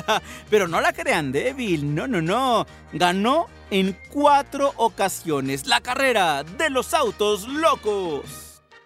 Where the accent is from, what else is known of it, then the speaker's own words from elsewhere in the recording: Mexico; Ya, ya saben cómo somos aquí en México